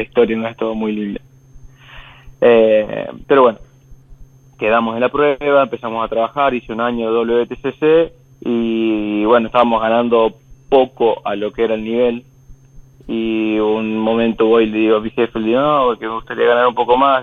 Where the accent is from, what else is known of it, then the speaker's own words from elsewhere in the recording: Marcos Juárez, Córdoba, Argentina; moved away as an adult; now in Europe; vengo de un pueblito eh, que se llama Marco Juárez